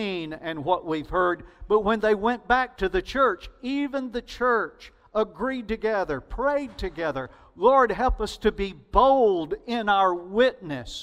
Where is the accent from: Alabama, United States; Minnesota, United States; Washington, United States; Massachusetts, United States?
Alabama, United States; accent: Alabama; Southern; my Alabama accent